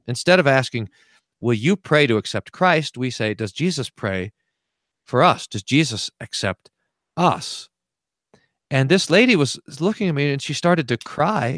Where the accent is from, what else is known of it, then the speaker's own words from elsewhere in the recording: United States; moved away as an adult; also born or lived in Texas / New Mexico / Indiana / Colorado; now in Aurora, United States; I grew up in Texas and New Mexico, which is where my wife and I were married